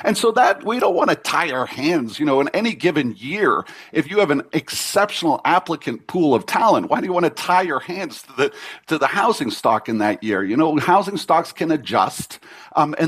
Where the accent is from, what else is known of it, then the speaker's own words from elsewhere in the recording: Mississauga, Ontario, Canada; I grew up in Mississauga in an immigrant community